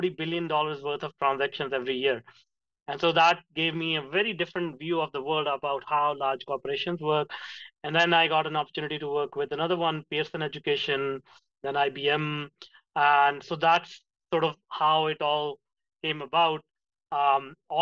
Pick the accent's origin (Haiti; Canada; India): India; moved away; I grew up in India in a small town